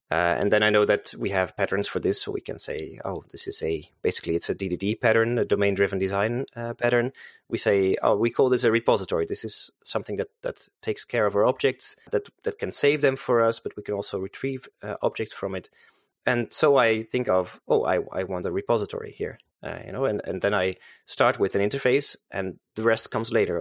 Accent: Netherlands; also born or lived in Zeist; I'm a Dutch guy. Uh, so I'm from Holland. Uh, I live here in, uh, Zeist with, uh, my family.

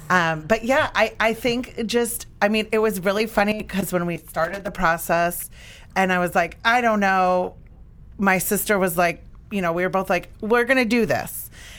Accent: near Chicago, Illinois, United States; moved away as an adult; now in Dallas, United States; I mean, we grew up, you know, not in Chicago, but close to Chicago.

